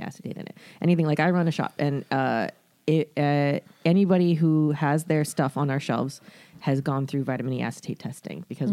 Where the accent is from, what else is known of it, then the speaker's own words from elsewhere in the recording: Florida, United States; I'm from Florida.